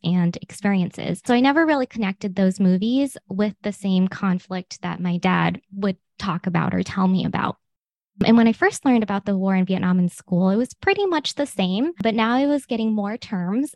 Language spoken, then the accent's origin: English; Westminster, California, United States; I grew up in Little Saigon, the Little Saigon community in Orange County, California in particular